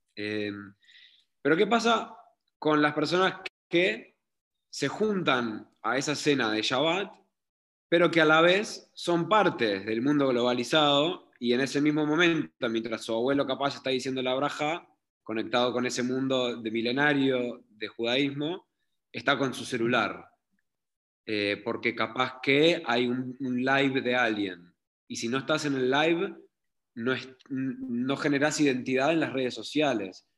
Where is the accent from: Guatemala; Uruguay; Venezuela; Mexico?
Uruguay; moved away as an adult; also born or lived in Israel; aunque sea de Uruguay